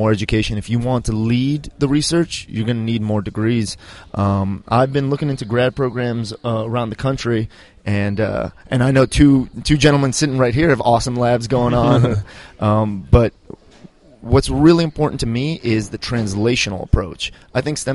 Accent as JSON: {"language": "English", "town": "San Diego", "region": "California", "country": "United States", "said": "I'm from San Diego, and that's like a biotech startup hub."}